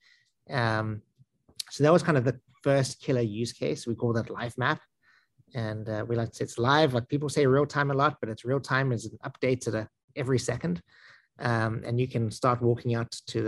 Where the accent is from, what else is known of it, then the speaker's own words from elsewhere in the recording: South Africa; accent: South African; also born or lived in San Francisco, United States; now in Westfield, United States; accent is I'm South African, but I lived around the United States a bit